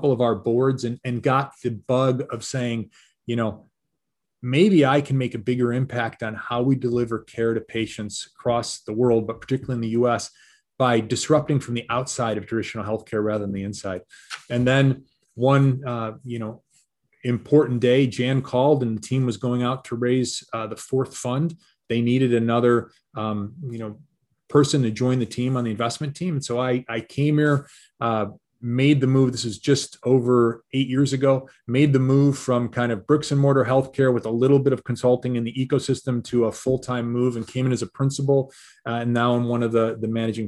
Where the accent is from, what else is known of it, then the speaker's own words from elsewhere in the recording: Detroit, Michigan, United States; I'm a Michigan guy, right? I grew up in Detroit and then in the suburbs of Detroit